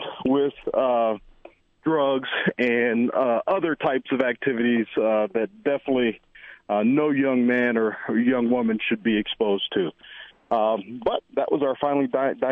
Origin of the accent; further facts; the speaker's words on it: North Carolina, United States; Growing up in the environment that I grew up in North Carolina, the community was predominantly Black